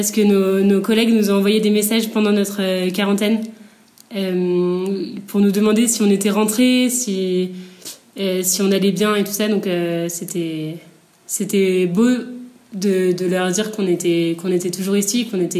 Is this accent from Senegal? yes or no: no; France; moved away as an adult; on est française